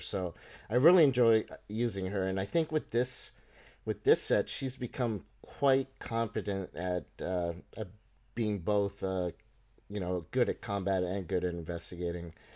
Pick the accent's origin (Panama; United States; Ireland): Panama; moved away; I grew up in, I, I was born in Panama